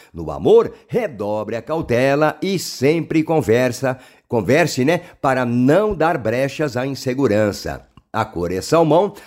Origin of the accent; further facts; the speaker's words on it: interior of São Paulo, Brazil; accent: paulista do interior; eu como é, paulista, né, do interior